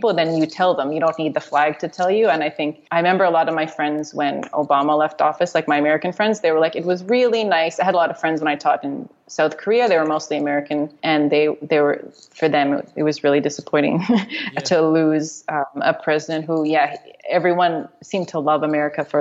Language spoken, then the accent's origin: English; Montreal, Quebec, Canada; moved away as an adult; growing up in Montreal